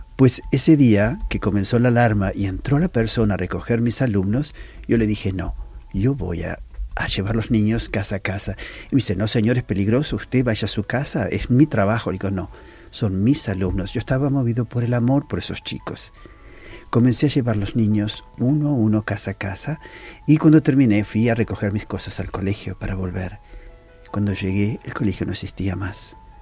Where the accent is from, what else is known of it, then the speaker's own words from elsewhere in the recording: Uruguay; moved away as an adult; also born or lived in Palestine / Israel / Lebanon / Istanbul; now in Porto, Portugal; yo no soy portugués. Yo soy de Uruguay